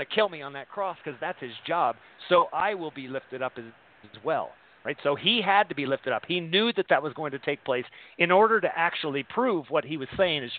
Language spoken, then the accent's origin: English; San Bernardino, California, United States; I was born in San Bernardino